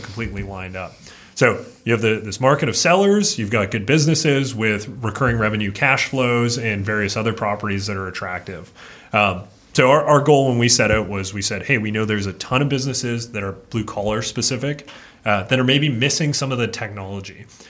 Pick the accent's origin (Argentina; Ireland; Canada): Canada; Fernie, British Columbia; I grew up in Fernie, British Columbia, a little small town in the mountains of Canada